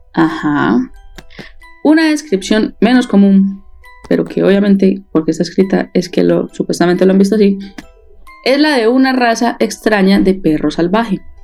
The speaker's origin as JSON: {"language": "Spanish", "area": "Paisa", "region": "Antioquia", "country": "Colombia", "said": "yo soy demasiado paisa"}